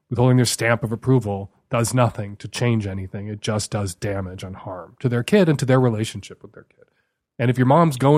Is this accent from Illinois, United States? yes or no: yes; Chicago, Illinois, United States; I grew up in Chicago. I was going to the Field Museum when I was a kid